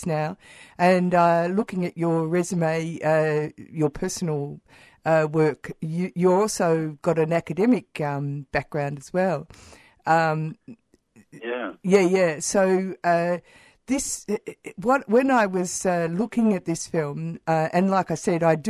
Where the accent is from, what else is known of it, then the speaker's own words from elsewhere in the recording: Warrnambool, Victoria, Australia; I was brought up in Warrnambool